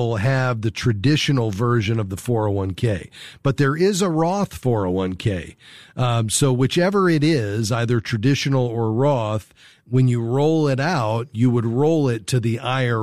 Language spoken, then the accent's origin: English; Fort Lauderdale, Florida, United States; Fort Lauderdale, my hometown